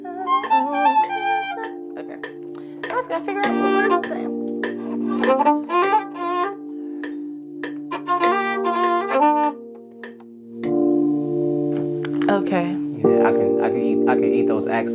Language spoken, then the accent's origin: English; Virginia, United States; now in Atlanta, United States; I'm based in Atlanta, but I'm originally from Virginia.